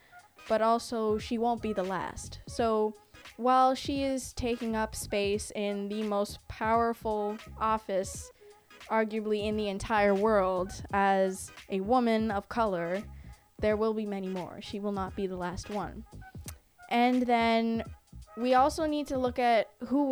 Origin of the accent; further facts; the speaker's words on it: Canada; I'm not American, I'm Canadian